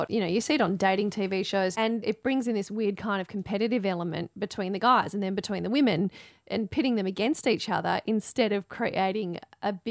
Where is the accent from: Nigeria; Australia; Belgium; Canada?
Australia; Western Australia; Now, I grew up in Perth's Hills, so you won't be surprised to hear I think they're a pretty incredible part of the world.